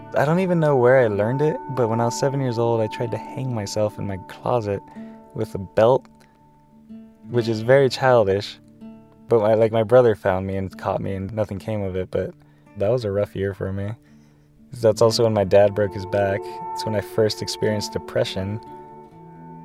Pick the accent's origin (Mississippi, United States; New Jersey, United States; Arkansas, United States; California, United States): California, United States; San Diego; moved away; Originally, I'm from San Ysidro, California, like basically the last U.S. exit before Tijuana